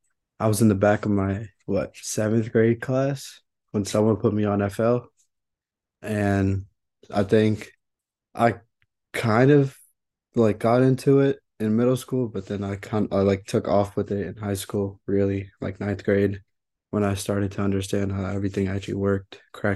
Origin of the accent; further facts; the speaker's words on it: India; now in United States; I'm originally from India, but I've been in the States for like 13 years now. I'm out here in Philly, New York, Jersey, East Coast, really.